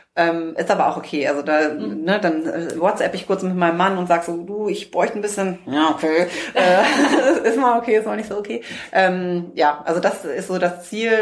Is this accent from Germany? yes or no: yes; North Rhine-Westphalia, Germany; now in Hamburg, Germany; Wir kommen ja ursprünglich aus dem Rheinland